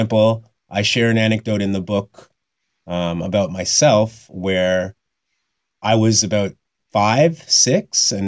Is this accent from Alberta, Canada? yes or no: yes; Red Deer, Alberta, Canada; I was born in Red Deer, Alberta in 1982